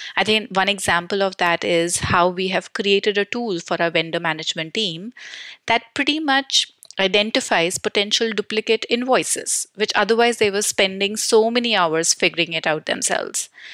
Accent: New Delhi, Delhi, India; I am born and brought up in New Delhi, India

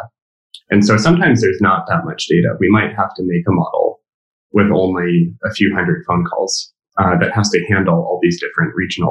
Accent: California, United States; me as a Californian

